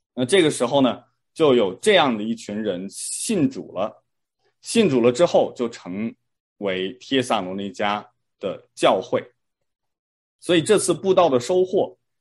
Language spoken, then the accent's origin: Chinese; China; moved away; 我当时在国内上小学的时候呢，我们会评三好学生